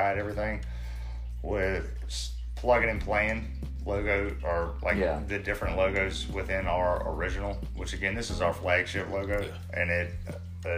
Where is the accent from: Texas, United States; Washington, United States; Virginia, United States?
Virginia, United States; Southside; you've lived around here your whole life, just as well as I have